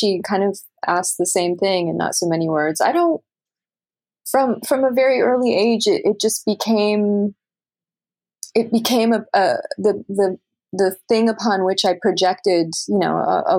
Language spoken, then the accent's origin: English; Canada; moved away as an adult; now in New York, United States; as a Canadian